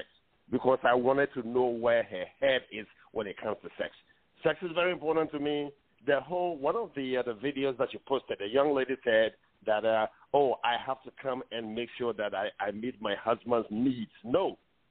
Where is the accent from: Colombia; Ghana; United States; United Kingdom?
Ghana; moved away; as an African, I was born in Ghana